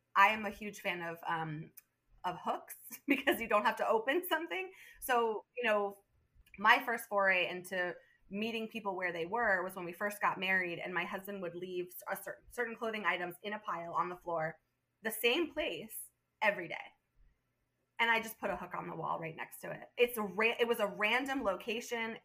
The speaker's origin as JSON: {"language": "English", "region": "southern Vermont", "country": "United States", "tie": "born or raised there", "also_born_or_lived": "Manhattan, New York / Madison, Wisconsin", "lives_now": "Burlington, United States", "said": "I was born in southern Vermont and uh, raised there"}